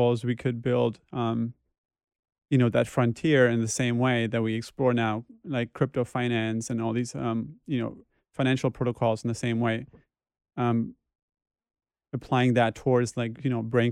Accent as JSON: {"language": "English", "region": "western Germany", "country": "Germany", "tie": "born or raised there", "moved": "as an adult", "lives_now": "New York, United States", "said": "I was born in Germany in a small village or town in the west of Germany, and that's where I basically grew up."}